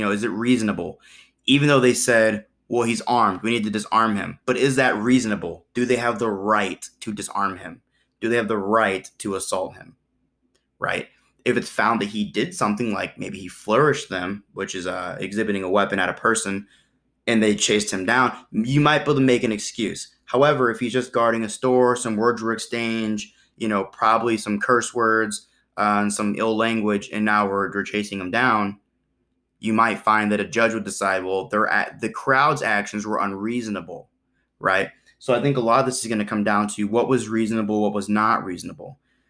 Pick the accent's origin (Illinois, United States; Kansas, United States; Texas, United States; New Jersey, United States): Illinois, United States; But also I'm from Illinois, here's my FOID card.